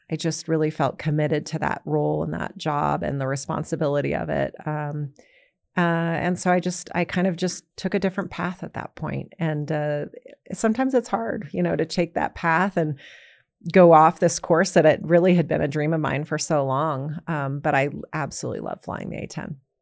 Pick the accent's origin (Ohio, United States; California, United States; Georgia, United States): California, United States; San Jose; Well, I grew up in San Jose, California.